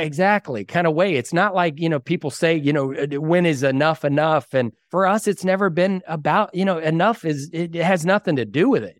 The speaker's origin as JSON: {"language": "English", "area": "Dallas-Fort Worth area", "region": "Texas", "country": "United States", "tie": "born or raised there", "moved": "as an adult", "lives_now": "Waco, United States", "said": "I grew up in the Dallas-Fort Worth area"}